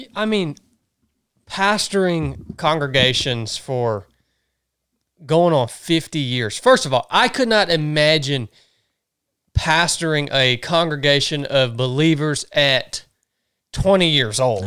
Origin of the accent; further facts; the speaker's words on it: the South, United States; growing up in the South